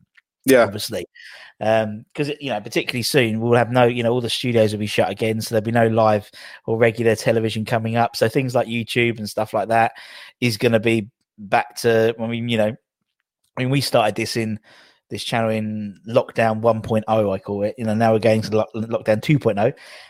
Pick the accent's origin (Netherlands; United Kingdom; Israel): United Kingdom; London; accent: Cockney; for some reason I became more Cockney because they always thought I was from Australia, and so I became even more Danny Dyer.